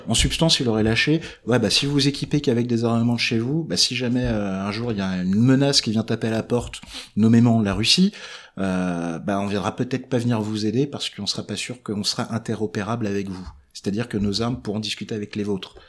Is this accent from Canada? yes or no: no; Breton, Brittany, France; je suis breton